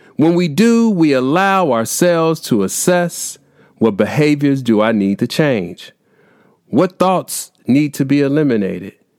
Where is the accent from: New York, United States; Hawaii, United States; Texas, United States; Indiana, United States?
Indiana, United States; here in my home state of Indiana